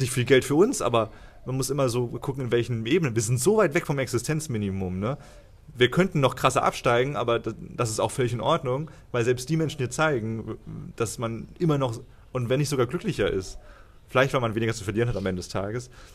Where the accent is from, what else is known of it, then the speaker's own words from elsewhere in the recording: Cologne, North Rhine-Westphalia, Germany; moved away as an adult; bei uns in Köln